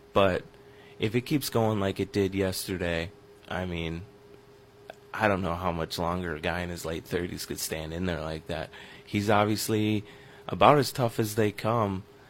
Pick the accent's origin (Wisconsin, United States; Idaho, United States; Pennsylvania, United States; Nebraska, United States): Wisconsin, United States; River Falls; I grew up in River Falls, Wisconsin, and for most of my childhood, that's where the Chiefs had training camp